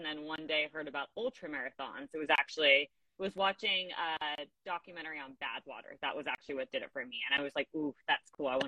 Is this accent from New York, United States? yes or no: no; Southern California, United States; growing up in Southern California, Death Valley and the Sierras are very much home to me